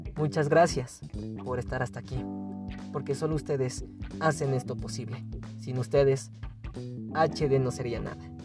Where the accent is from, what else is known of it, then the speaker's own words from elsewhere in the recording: Mexico; nosotros como mexicanos